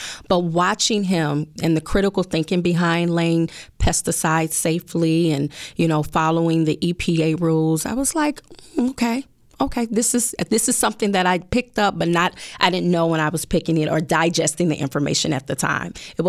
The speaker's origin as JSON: {"language": "English", "town": "Chicago", "region": "Illinois", "country": "United States", "tie": "born or raised there", "said": "I am born and raised here in the city of Chicago. I am a true Chicago girl, okay?"}